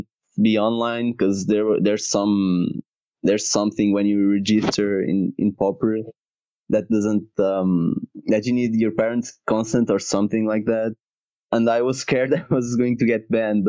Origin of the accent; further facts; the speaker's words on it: Portugal; I'm from Portugal, and I'm 23 at the moment